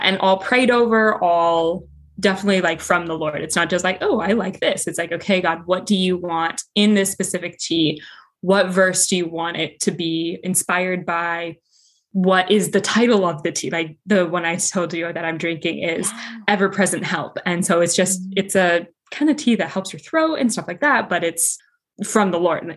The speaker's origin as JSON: {"language": "English", "region": "Colorado", "country": "United States", "moved": "as an adult", "lives_now": "Connecticut, United States", "said": "I'm originally from Colorado, but I am living in Connecticut right now"}